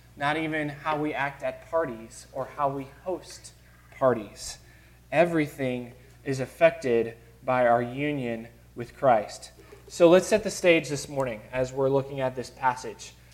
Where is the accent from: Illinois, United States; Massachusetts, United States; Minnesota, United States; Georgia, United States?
Illinois, United States; Chicago; Growing up in Chicago, uh, my aunts and uncles on both sides uh, were very close